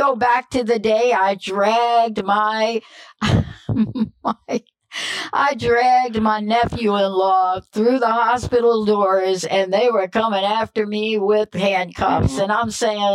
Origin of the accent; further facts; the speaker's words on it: United States; also born or lived in New Jersey; now in Seattle, United States; I'm from New York. I know they're telling you I live in Seattle. Yeah, that's true. But I'm born and raised in New York and New Jersey